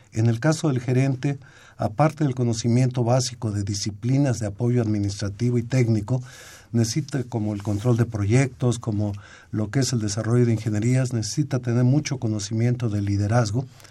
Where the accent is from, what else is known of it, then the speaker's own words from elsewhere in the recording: Mexico; nosotros como mexicanos